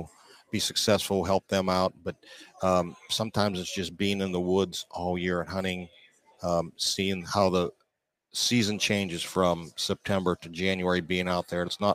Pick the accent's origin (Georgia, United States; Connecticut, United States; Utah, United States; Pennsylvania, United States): Pennsylvania, United States; Pittsburgh; I'm from Pittsburgh, PA.